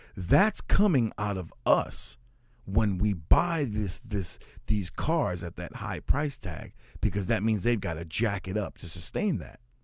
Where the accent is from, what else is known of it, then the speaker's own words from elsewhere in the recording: United States; I'm an American of Puerto Rican descent. I'm second generation born here in the United States